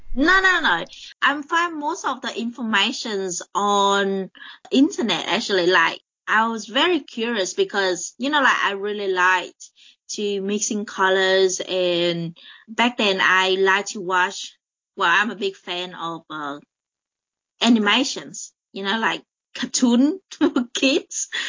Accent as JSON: {"language": "English", "country": "Vietnam", "moved": "as an adult", "lives_now": "Adelaide, Australia", "said": "I come from uh, Vietnam, and I moved to Australia to uh, study. I think I was in high school, was 17, uh, no, 18."}